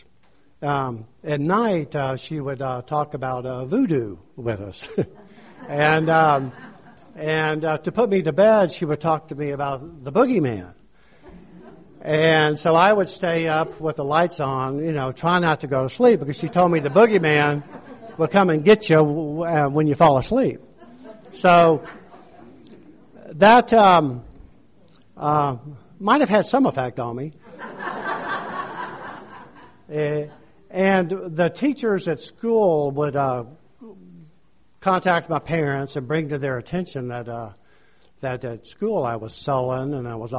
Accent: Louisiana, United States; moved away as an adult; also born or lived in New Orleans; now in San Diego, United States; I'm from Louisiana. Lived there most of my life

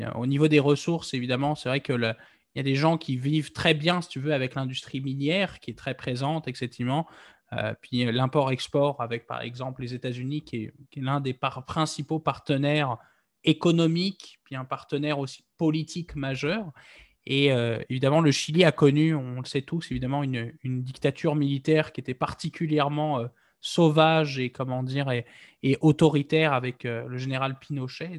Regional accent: Nantes, Pays de la Loire, France; je suis nantais d'origine. Moi, quand j'étais euh, gamin, bah, on, on, pouvait très facilement partir du centre-ville de Nantes

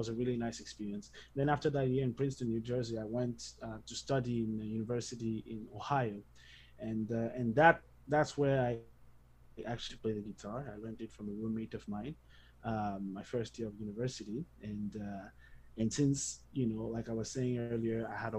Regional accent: Cameroon; moved away as an adult; also born or lived in Montreal, Canada / United States; now in Canada; I spent a few years, I think between the ages of 3 months and 6 years in Montreal, and then we returned to Cameroon when I was just turned six. And I lived there pretty much until I graduated high school.

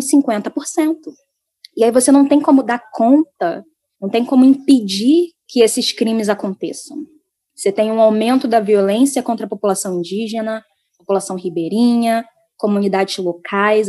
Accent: São Gonçalo, Rio de Janeiro, Brazil; São Gonçalo, de onde eu sou

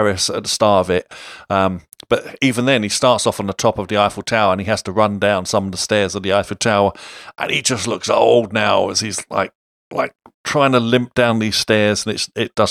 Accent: London, United Kingdom; I'm from London.

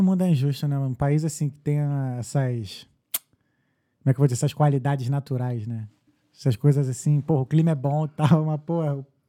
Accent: Rio de Janeiro, Brazil; now in Dublin, Ireland; sou do Rio, sou, só não moro mais aqui muito tempo, mas assim, eu sou do Rio, sou de Jacarepaguá

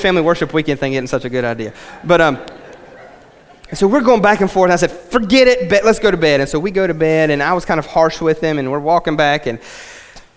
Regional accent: West Virginia, United States; I'm from West Virginia

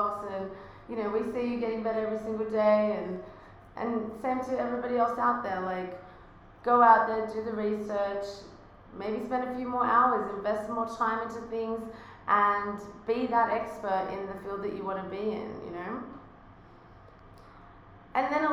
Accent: Australia; accent: Australian; now in United States; with my Australian accent in America

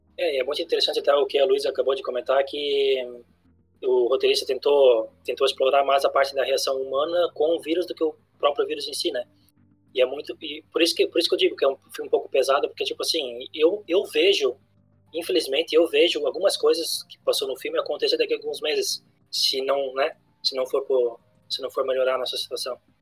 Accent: Brazil; eu tô me defendendo como brasileiro

